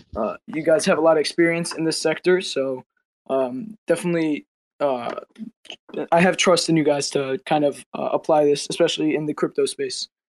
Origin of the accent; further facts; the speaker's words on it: United States; I'm American.